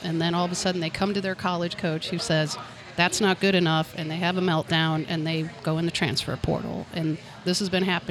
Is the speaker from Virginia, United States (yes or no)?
no; St. Louis, Missouri, United States; I grew up in North County